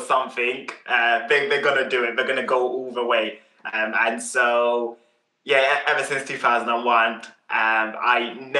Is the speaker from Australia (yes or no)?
no; Uganda; now in United Kingdom; the support network that we didn't have when we came over here from Uganda.